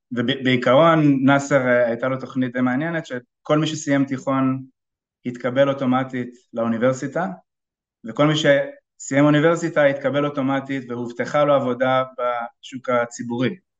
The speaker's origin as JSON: {"language": "Hebrew", "country": "Israel", "said": "בתור ישראלי בקרן הון סיכון ישראלית"}